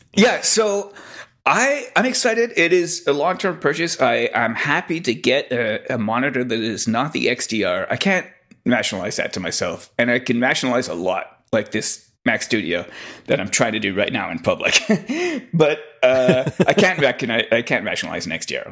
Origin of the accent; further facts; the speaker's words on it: Quebec, Canada; growing up in Quebec